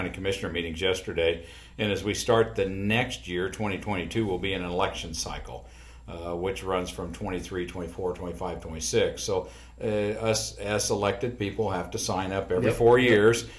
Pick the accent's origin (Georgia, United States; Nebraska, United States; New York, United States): Nebraska, United States; York; also born or lived in Strasburg; we moved to York from Strasburg when Overland took over and brought the company to town